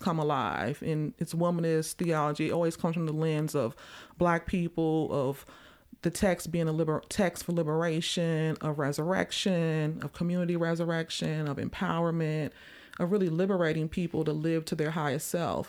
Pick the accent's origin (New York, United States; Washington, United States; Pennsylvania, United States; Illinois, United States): Illinois, United States; Chicago; growing up in Chicago during, like, the spoken word movement back in, like, the early nineties